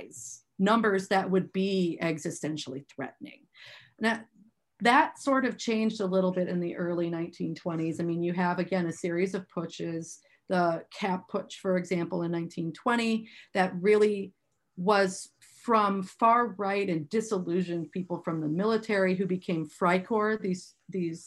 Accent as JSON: {"language": "English", "town": "Milwaukee", "region": "Wisconsin", "country": "United States", "said": "I'm from Milwaukee"}